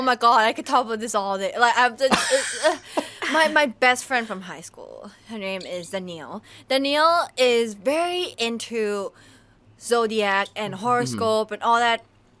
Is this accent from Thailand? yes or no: yes; Thailand; But I'm like, no, I'm full Thai. I just went to international school.